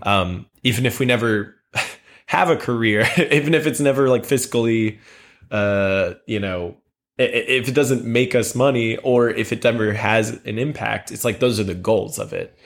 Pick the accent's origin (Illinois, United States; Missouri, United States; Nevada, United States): Missouri, United States; St. Charles; I grew up in Saint Charles, which is right outside of Saint Louis